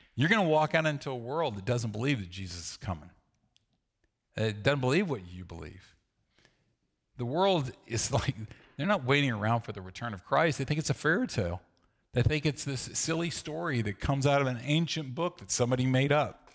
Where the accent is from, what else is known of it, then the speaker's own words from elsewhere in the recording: the South, United States; I grew up in the South